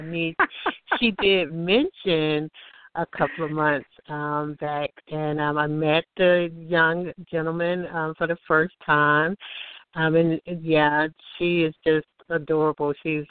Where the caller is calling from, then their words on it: Alabama, United States; I'm calling from Alabama